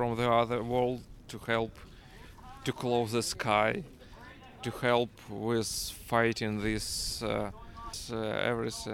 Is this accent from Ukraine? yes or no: yes; Ukraine; English is a second language; now in Ohio, United States; I am from Ukraine